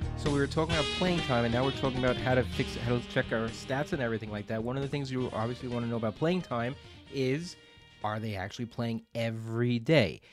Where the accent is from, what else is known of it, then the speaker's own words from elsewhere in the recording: New York, United States; we're from New York